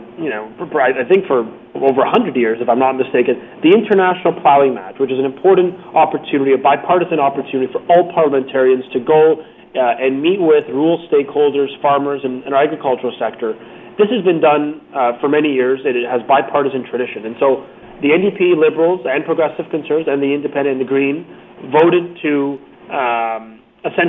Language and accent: English; Vaughan, Ontario, Canada; I'm from Vaughan. I'm from north of Toronto